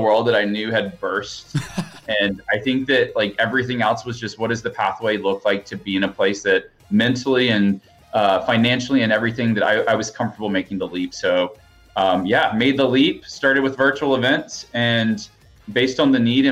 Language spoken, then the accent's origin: English; Alabama, United States; now in Austin, United States; I grew up in Alabama. I live in Austin, Texas